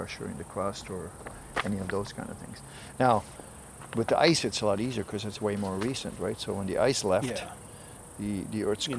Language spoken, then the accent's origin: English; Netherlands; moved away as an adult; I'm from Holland originally